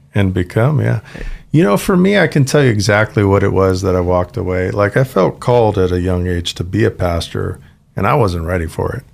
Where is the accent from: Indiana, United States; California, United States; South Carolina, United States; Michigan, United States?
California, United States; Santa Ana; moved away as an adult; now in Idaho, United States; I grew up in Santa Ana, all the way from Low-Wycombe housing, gang territories to million-dollar homes